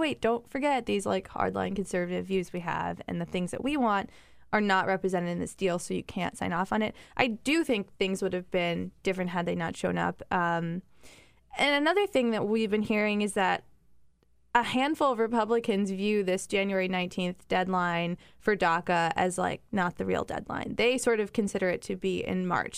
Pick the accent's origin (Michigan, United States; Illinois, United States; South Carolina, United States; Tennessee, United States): Illinois, United States; Chicago; moved away; back home in Chicago